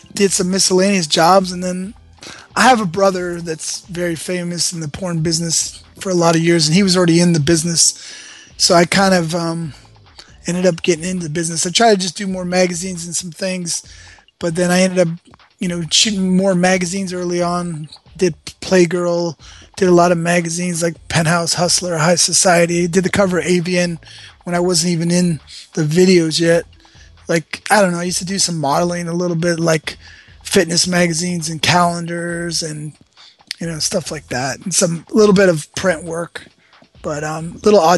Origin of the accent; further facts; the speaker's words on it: Los Angeles, California, United States; I was born in Westwood, California. Born at UCLA Medical Center.